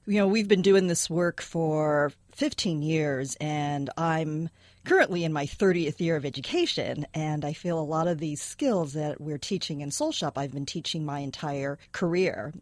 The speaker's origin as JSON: {"language": "English", "town": "San Francisco", "region": "California", "country": "United States", "tie": "born or raised there", "said": "I was born and raised is in San Francisco."}